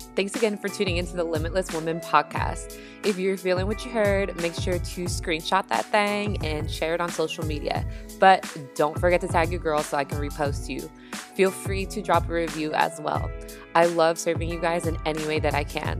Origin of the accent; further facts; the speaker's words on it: Bay Area, California, United States; I'm from the Bay Area, and so we don't have, like, a subway, we have BART